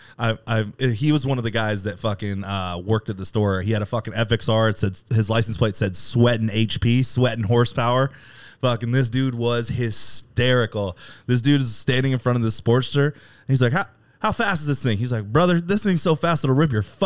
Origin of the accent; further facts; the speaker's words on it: California, United States; I was from California